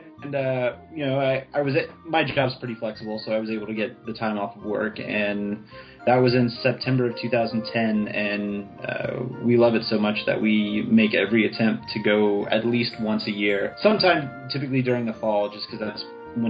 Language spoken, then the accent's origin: English; New Orleans, Louisiana, United States; moved away; I'm also from New Orleans, so riverboats were very common going up and down the Mississippi River.